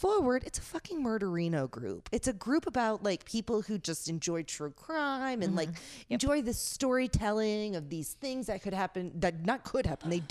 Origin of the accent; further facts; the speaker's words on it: New Orleans, Louisiana, United States; I grew up in New Orleans.